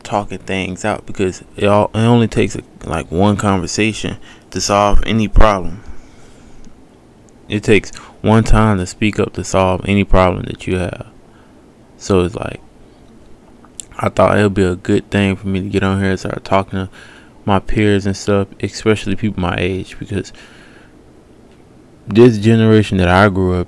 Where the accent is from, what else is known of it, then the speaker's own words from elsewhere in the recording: Decatur, Georgia, United States; I'm from Decatur, Georgia, East Atlanta